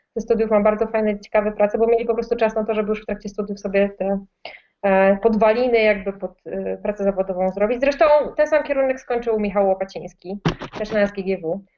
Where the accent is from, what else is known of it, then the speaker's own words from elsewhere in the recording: Opole, Opole Voivodeship, Poland; moved away as an adult; now in Warsaw, Poland; jestem z Opola, Opole jest raczej małą miejscowością, stolicą województwa